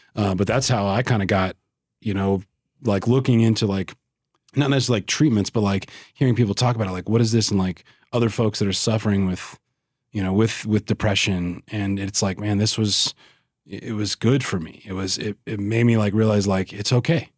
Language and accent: English; West Monroe, Louisiana, United States; moved away; I grew up in West Monroe, which is, like, northeast Louisiana